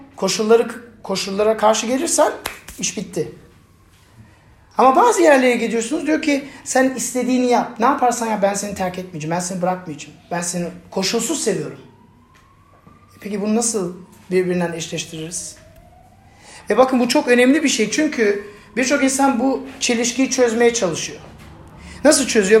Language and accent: Turkish; Germany; moved away; Ben Almanya'da büyüdüm ve benim etrafımda birçok ya ırkçı arkadaş vardı. Yani ben tek Türktüm sınıfta.